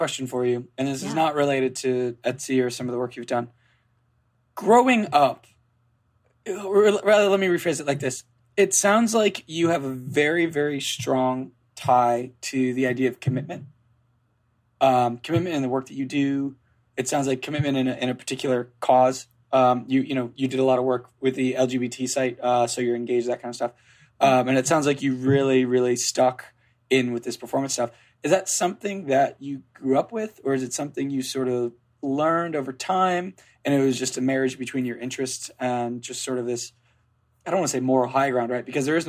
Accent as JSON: {"language": "English", "town": "Cape May", "region": "New Jersey", "country": "United States", "tie": "born there", "said": "I was born in Cape May."}